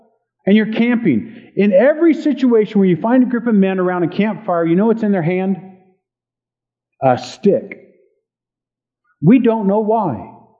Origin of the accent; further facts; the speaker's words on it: Hampton, Virginia, United States; born there; also born or lived in Okinawa, Japan; I grew up in the Air Force. I was born on an Air Force base, Langley Air Force Base in Hampton, Virginia. We were at Kadena and Okinawa for a while.